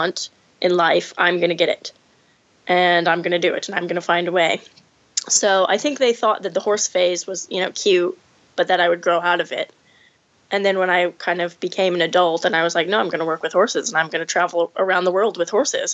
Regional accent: Rio Vista, California, United States; moved away

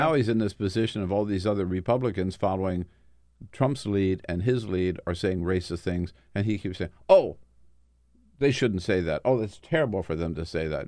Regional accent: Delaware, United States; my home state of Delaware.

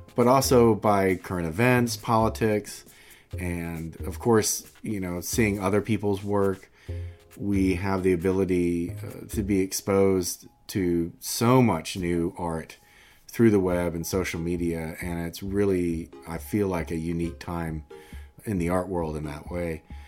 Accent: Macon, Georgia, United States; moved away as an adult; now in Atlanta, United States; I grew up in Macon, but I've been in Atlanta for almost thirty years.

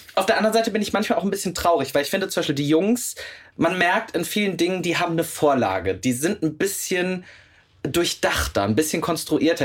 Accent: Meerbusch, North Rhine-Westphalia, Germany; now in Cologne, Germany; bin ja zugezogener Kölner und das auch mit Leib und Seele und würde mich auch als Herzkölner beschreiben. Ich komme ja aber gebürtig aus Meerbusch. Das ist quasi Düsseldorf.

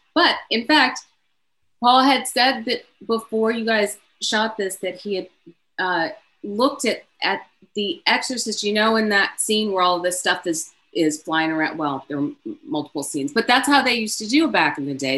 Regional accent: Canada; I'm Canadian also

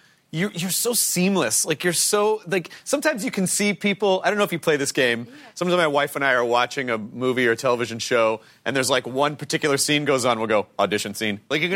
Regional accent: the South, United States; You know, I'm from the South. Small towns are very difficult to get out of.

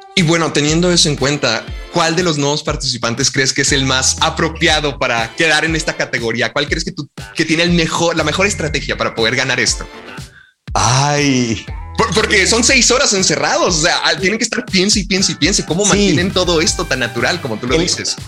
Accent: Mexico; nuestra cultura como mexicanos

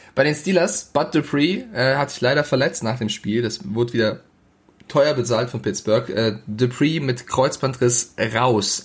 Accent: Frankfurt, Hesse, Germany; now in Munich, Germany; Also ich bin Frankfurter, deswegen München, äh, das nehme ich mir nicht an. Ich komme aus Frankfurt und bin stolz drauf

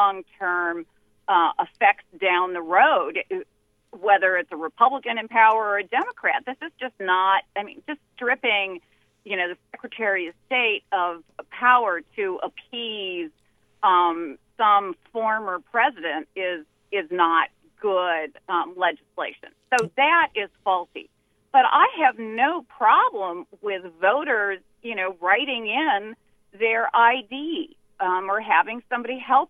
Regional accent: Minnesota, United States; I was raised in Minnesota

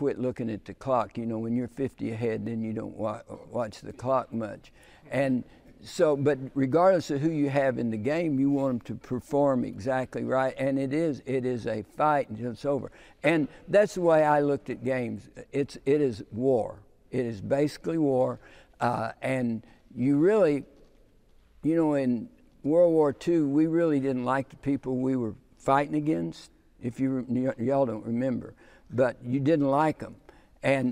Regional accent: United States; also born or lived in Texas / Oklahoma; I grew up in the Texas, Oklahoma

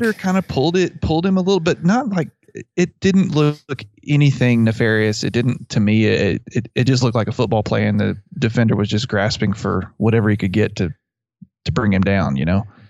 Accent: Abilene, Texas, United States; I grew up near Abilene, and there's a little town south of Abilene called Buffalo Gap

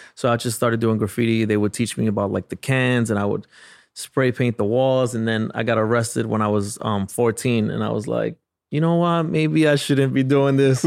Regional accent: New York City, New York, United States; I grew up in the South Bronx

